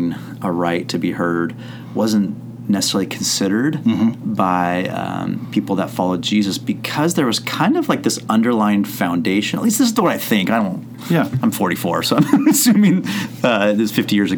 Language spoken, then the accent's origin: English; Santa Cruz, California, United States; I grew up in Santa Cruz, which is on the central coast of here of California